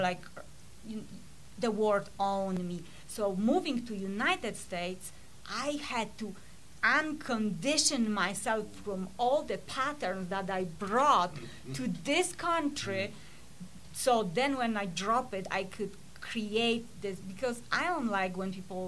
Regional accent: Poland; moved away; I was born in Poland during communism

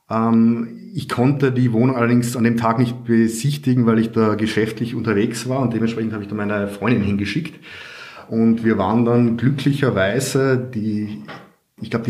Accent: Carinthia, Austria; now in Vienna, Austria; Ich komme ursprünglich aus Kärnten, wohne aber jetzt schon seit ja, 12 oder 13 Jahren in Wien

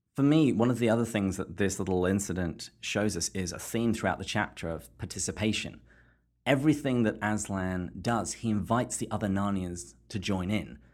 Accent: England, United Kingdom; I was growing up in England

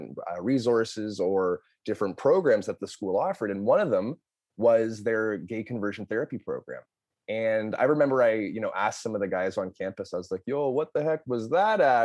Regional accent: Toronto, Ontario, Canada; moved away as an adult; also born or lived in Lynchburg, Virginia, United States; I am from Toronto, Ontario, Canada, born and raised here

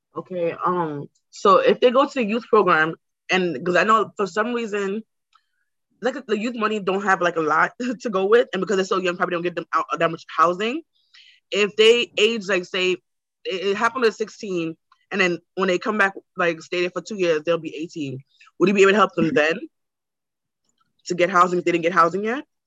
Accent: New York City, New York, United States; also born or lived in Brooklyn; I grew up in like in Queens and now I live in Brooklyn

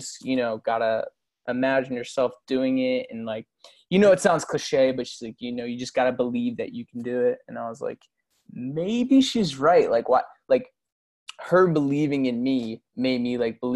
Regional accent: Doylestown, Pennsylvania, United States; moved away as an adult; now in Palm Beach Gardens, United States; I literally grew up in Doylestown.

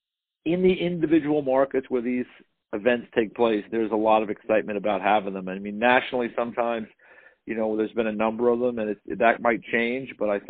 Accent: Westchester County, suburban New York, United States; I grew up in the New York, you know, area, suburban New York, Westchester County

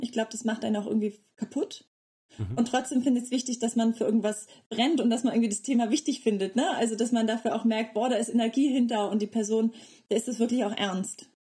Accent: North Frisia, Schleswig-Holstein, Germany; moved away as an adult; also born or lived in Tanzania / Bayreuth; now in Leipzig, Germany; ich komme aus Nordfriesland

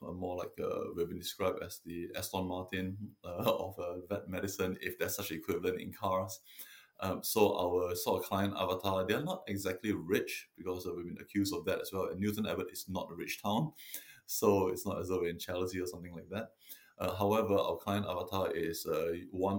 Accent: Singapore; moved away as an adult; also born or lived in London, United Kingdom; now in Devon, United Kingdom; I'm originally from Singapore, and I came over to UK in 99 to study veterinary medicine in London at the RVC

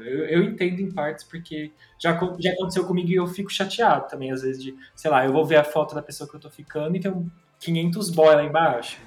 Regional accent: Tapira, Brazil; moved away; Eu saí do armário lá em Tapira, que é a minha cidade natal

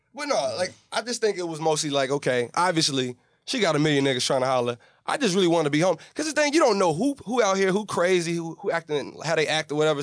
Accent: Chicago, Illinois, United States; I'm from Chicago, it's a Midwest thing

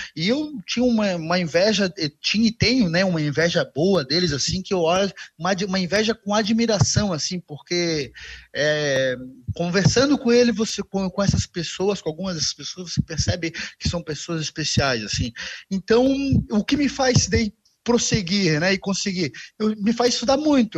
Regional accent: Florianópolis, Santa Catarina, Brazil; um bom manezinho

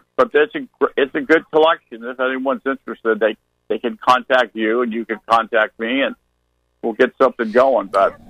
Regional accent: the Bay Area, California, United States; I grew up in the Bay Area

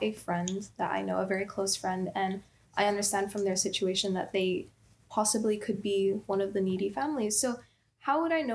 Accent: Philippines; I am from the Philippines, and I've got family members, like my cousins

